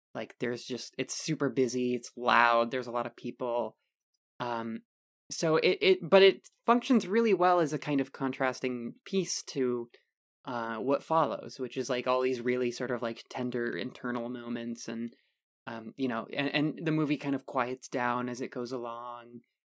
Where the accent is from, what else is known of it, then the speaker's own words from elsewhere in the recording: United States; we are dumb American